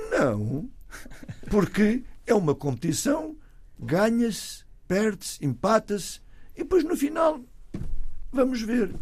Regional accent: Portugal; moved away as an adult; also born or lived in Toronto, Canada; now in United States; Estou lá há 55 anos, mas eu nunca saí de Portugal.

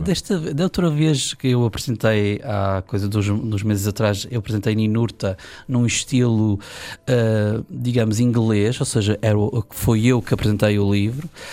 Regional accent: Ribeira Grande, Azores, Portugal; born or raised there; also born or lived in Ponta Delgada

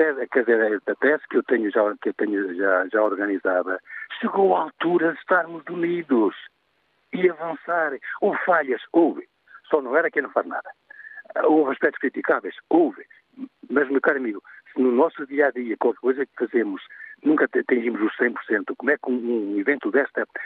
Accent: Portugal; os que ainda estamos aqui, portugueses de Portugal

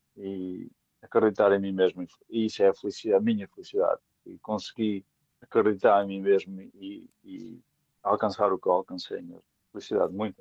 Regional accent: Portugal; moved away as an adult; also born or lived in Poland; now in England, United Kingdom; vivo em Inglaterra, mas sou português

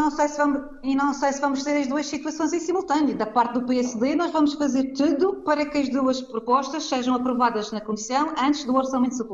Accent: Madeira, Portugal; como madeirense

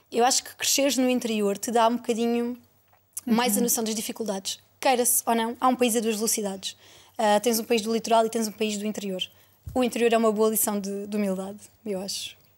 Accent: Portugal; queiramos ou não, eu sou portuguesa, não é? Apesar de, da minha família vir do lado de lá da raia, um, senti que tinha de ficar aqui.

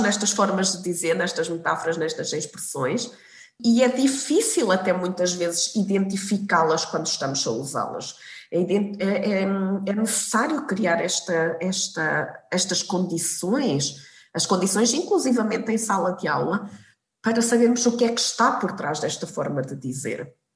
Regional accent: Portugal; moved away; quando era, quando era pequena, estava em Portugal

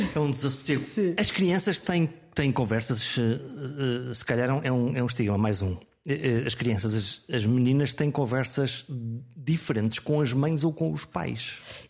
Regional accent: Viana do Castelo, Norte, Portugal; eu sou do Norte, eu sou de Viana do Castelo.

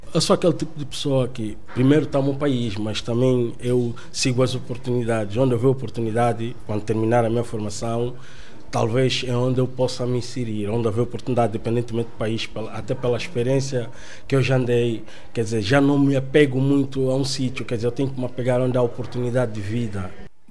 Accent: Benguela, Angola; moved away as an adult; also born or lived in Netherlands / Norway; now in Portugal; sou angolano, eh, propriamente de Benguela.

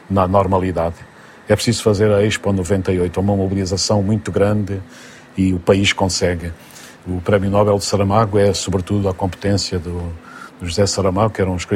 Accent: Central Plateau, Angola; now in Portugal; Vim de Angola, do Grande Planalto Central angolano, eh, da luz, da intensidade da, da terra.

